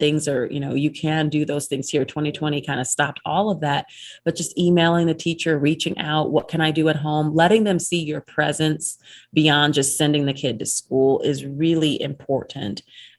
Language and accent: English; Cleveland, Ohio, United States; now in Utah, United States; I came from Cleveland, so I was, you know, ignorance is definitely bliss, because I think no matter where you go in Utah, you're going to be like, oh, this is not.